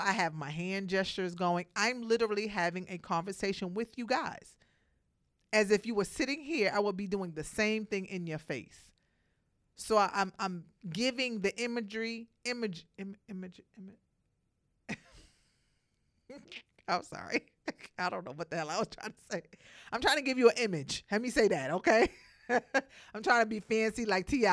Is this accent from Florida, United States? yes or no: no; New York City, New York, United States; Brooklyn, I'm from Brooklyn